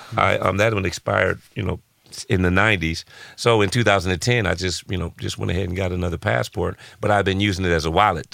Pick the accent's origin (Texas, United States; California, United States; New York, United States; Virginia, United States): California, United States; Los Angeles; born and raised in South Central Los Angeles